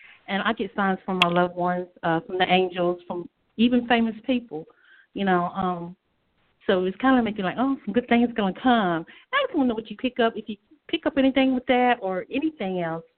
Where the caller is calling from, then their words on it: North Carolina, United States; I'm calling from North Carolina.